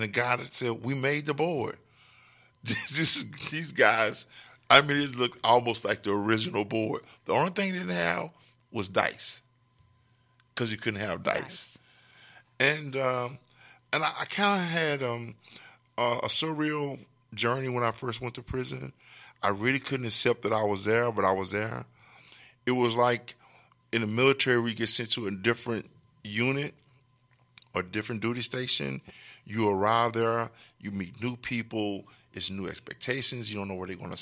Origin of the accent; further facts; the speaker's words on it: Texarkana, Texas, United States; I'm from Texarkana